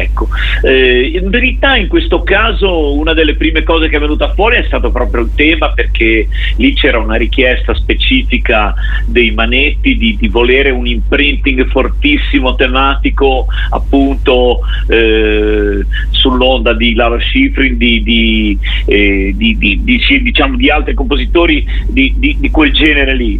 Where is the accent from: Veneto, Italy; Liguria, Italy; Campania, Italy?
Liguria, Italy; Genoa; siamo genovesi. Io ancora vivo